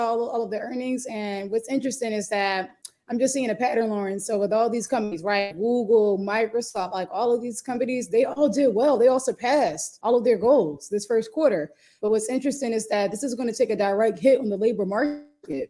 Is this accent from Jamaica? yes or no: yes; Jamaica; I'm Jamaican